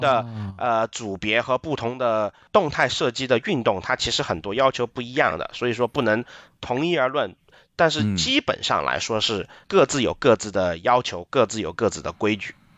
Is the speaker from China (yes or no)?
yes; Chengdu, Sichuan, China; now in Christchurch, New Zealand; 我是从成都出生，但是我现在住在新西兰的基督城克莱斯特彻奇